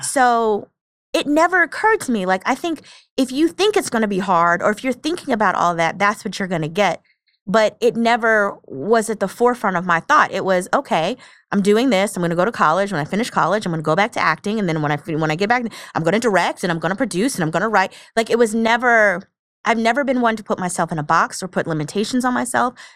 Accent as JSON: {"language": "English", "region": "New Jersey", "country": "United States", "moved": "yes", "said": "I'm from New Jersey originally, and my mom and I would go across on the train"}